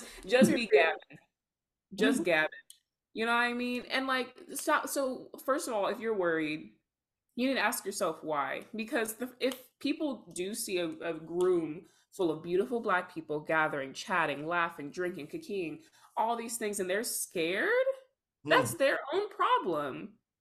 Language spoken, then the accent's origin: English; the South, United States; We are both from the South, raised in very religious households